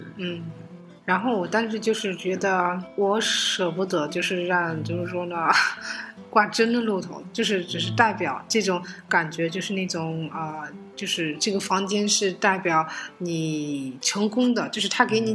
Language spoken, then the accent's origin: Chinese; Germany; moved away; 我们在德国就是我在那边生活长大的地方